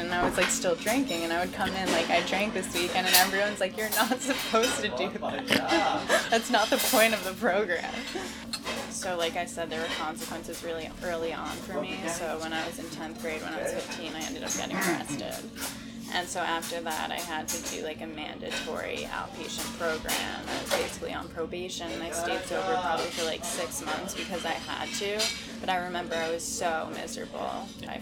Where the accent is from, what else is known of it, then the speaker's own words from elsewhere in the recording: Westchester, New York, United States; I grew up in Westchester, New York.